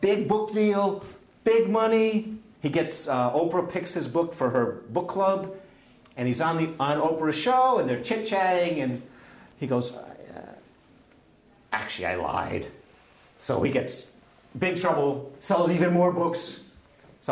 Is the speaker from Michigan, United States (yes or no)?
no; Boston, Massachusetts, United States; I'm from Boston